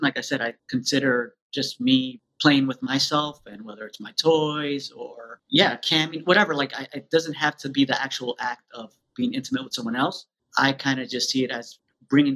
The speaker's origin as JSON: {"language": "English", "region": "New York", "country": "United States", "tie": "born or raised there", "said": "I grew up in New York, born and raised"}